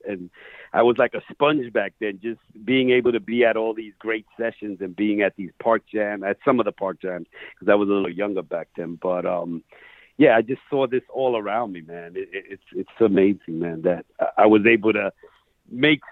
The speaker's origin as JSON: {"language": "English", "town": "New York City", "region": "New York", "country": "United States", "tie": "born or raised there", "said": "I grew up in Queens"}